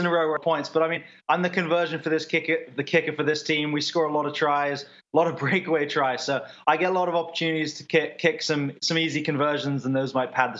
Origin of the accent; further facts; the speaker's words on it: England, United Kingdom; My parents live in Boston now, but I grew up in England